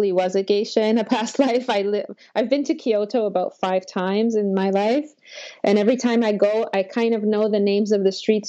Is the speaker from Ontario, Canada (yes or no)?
yes; Toronto, Ontario, Canada; first language Polish; English is a second language; moved away as an adult; also born or lived in Elbląg, Poland / Germany / Mexico; now in Japan; we lived in Toronto, and I was raised in Toronto.